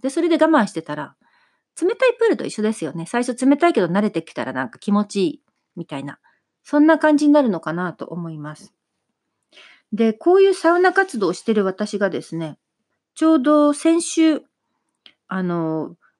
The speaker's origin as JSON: {"language": "Japanese", "region": "Kagoshima", "country": "Japan", "tie": "born or raised there", "moved": "yes", "said": "ちっちゃい頃から私の場合、あの、鹿児島出身なので、温泉がですね、いろんなところにあって、なので普通もう家族でそこら辺の温泉に"}